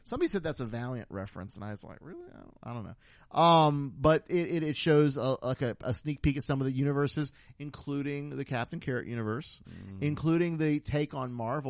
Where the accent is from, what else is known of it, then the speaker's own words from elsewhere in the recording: Florida, United States; we are from Florida.